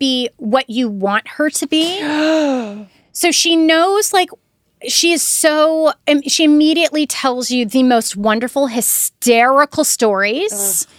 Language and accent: English; the South, United States; and I was raised in the South.